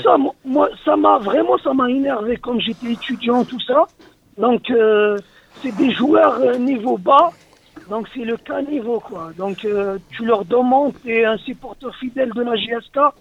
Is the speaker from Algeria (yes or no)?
yes; Médéa, Médéa Province, Algeria; now in France; je suis pas de Blida et je suis de Médéa